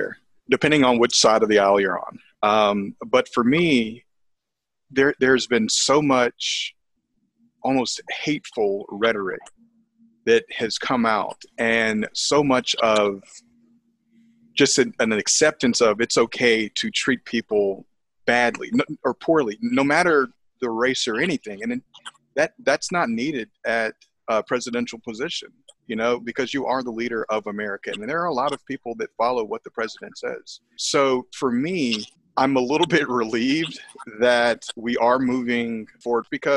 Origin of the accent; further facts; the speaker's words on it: United States; We are all Americans